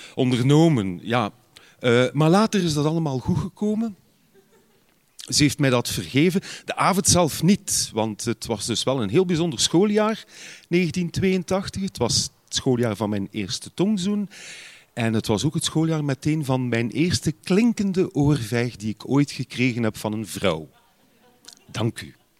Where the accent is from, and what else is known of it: Ghent, Flanders, Belgium